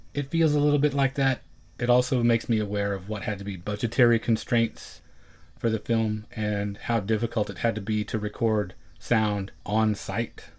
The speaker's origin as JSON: {"language": "English", "region": "Oklahoma", "country": "United States", "tie": "born or raised there", "said": "growing up in Oklahoma the way I did"}